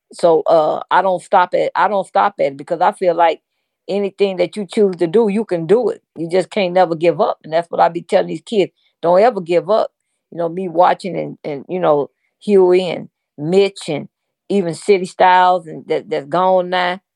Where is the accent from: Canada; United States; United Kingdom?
United States; St. Louis, Missouri; we from Saint Louis. I'm from the Show Me State